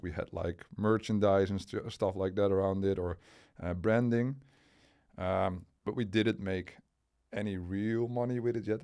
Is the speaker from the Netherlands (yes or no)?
yes; Enkhuizen, North Holland, Netherlands; also born or lived in Delft / near Utrecht; we moved to the place where my parents uh, actually grew up. So that was in the northern part of the of the Netherlands, in a city called uh, Enkhuizen